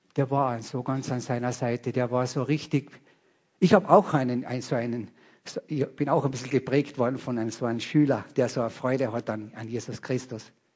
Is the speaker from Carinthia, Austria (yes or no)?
yes; Carinthia, Austria; ich bin ein Kärntner